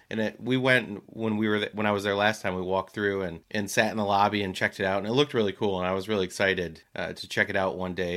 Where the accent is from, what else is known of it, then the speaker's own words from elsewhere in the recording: New Jersey, United States; moved away; also born or lived in Michigan; as a boy growing up in Jersey